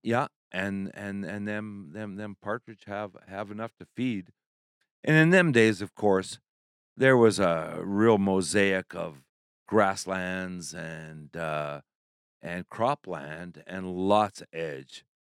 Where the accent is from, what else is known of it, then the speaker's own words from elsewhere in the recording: Saskatchewan, Canada; now in Alberta, Canada; I grew up in Saskatchewan, and I'm living in Alberta